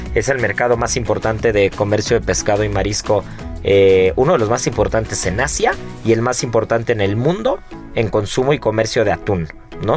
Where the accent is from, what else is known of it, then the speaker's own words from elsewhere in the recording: Mexico; como buen mexicano